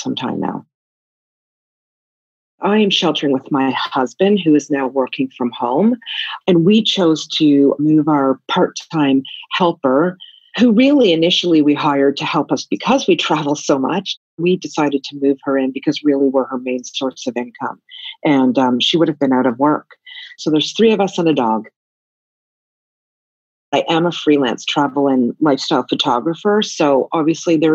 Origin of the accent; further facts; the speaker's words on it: Canada; moved away as an adult; now in Tokyo, Japan; I'm originally from Canada, and I've been an expat and all over the world for 27 years, now living in Tokyo